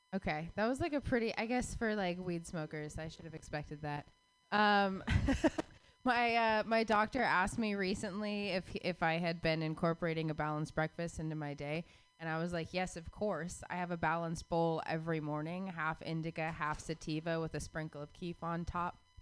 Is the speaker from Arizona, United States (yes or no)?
yes; Phoenix, Arizona, United States; I grew up in in Phoenix, Arizona